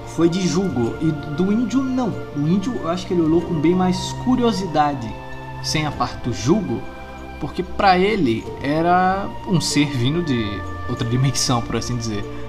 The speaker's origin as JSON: {"language": "Portuguese", "town": "Itabaiana", "region": "Sergipe", "country": "Brazil", "said": "Eu sou de Itabaiana"}